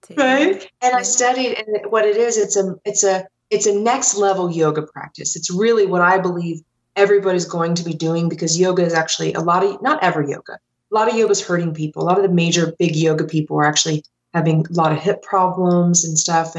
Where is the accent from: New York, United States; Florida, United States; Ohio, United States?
Ohio, United States; moved away as an adult; also born or lived in Denver, Colorado; I grew up in Ohio, and like most Midwesterners